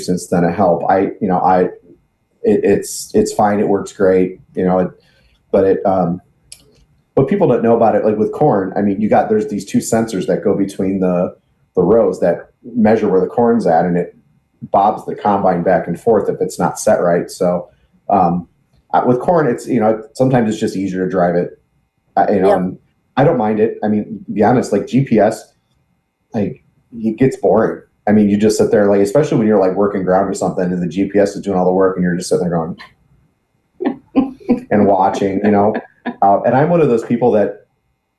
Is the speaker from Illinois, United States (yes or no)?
yes; Chicago area, Illinois, United States; also born or lived in Sullivan, Illinois / Lovington, Illinois; now in Danville, United States; I actually grew up in the Chicago area around Piatone. Grew up on a farm